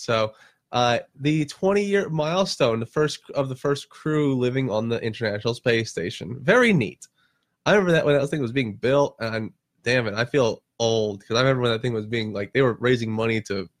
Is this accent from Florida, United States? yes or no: yes; Florida, United States; also born or lived in Long Island, New York; Being that I did grow up in Florida, I know I did say I'm from Long Island. I was there for 18 months and then they shipped me down to Florida.